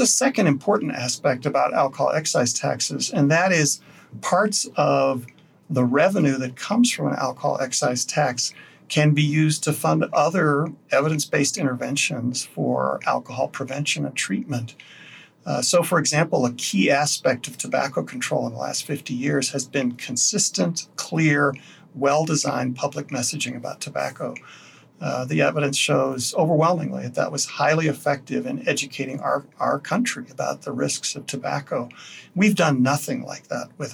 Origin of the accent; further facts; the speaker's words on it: Wyoming, United States; now in Colorado, United States; my home state of Wyoming